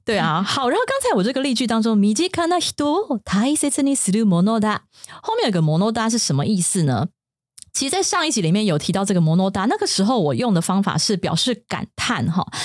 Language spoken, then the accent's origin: Chinese; Taiwan; 我们台湾人的桌上可能比较少，但不是一定